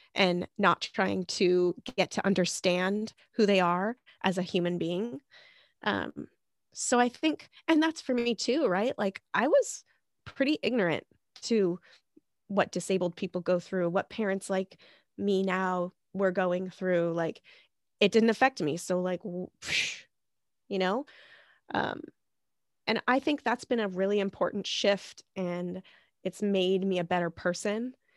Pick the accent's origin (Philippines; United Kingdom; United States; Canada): United States; Montana; now in Seattle, United States; I'm actually from Montana, last place, best place